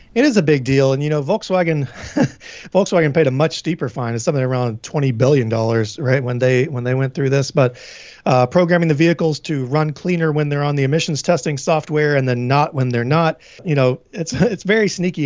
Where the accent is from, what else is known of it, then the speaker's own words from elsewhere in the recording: Tennessee, United States; now in New England, United States; I'm from Tennessee